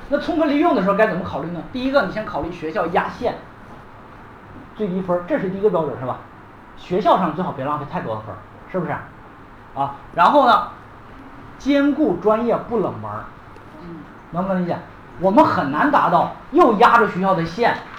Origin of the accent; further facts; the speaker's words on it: Liaoning, China; moved away; 辽宁师范大学，我老家里的学校，但大连辽宁师范大学